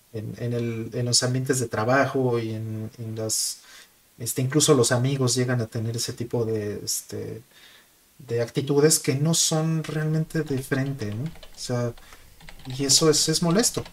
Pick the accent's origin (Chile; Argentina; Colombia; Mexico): Mexico; now in Japan; siendo mexicano